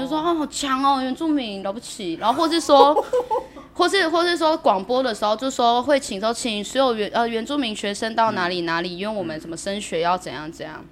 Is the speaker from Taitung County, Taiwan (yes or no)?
no; Pingtung County, Taiwan; now in Chiayi, Taiwan; 我是来自屏东台湾